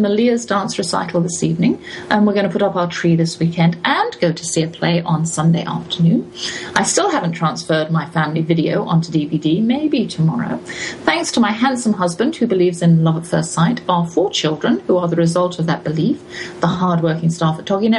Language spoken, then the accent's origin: English; England, United Kingdom; as an English person